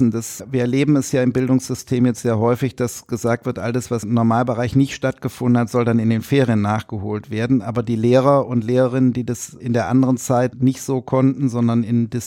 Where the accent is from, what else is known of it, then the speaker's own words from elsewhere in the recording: Rhineland, Germany; aber ich, im Herzen bin ich Rheinländer.